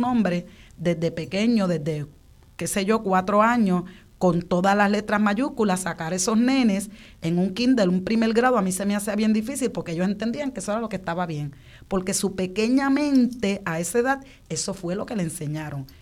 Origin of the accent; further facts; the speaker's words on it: Puerto Rico; nosotros como puertorriqueños